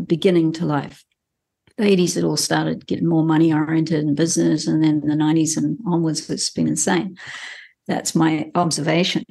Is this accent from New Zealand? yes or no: yes; New Zealand; as a Kiwi who's grown up in this country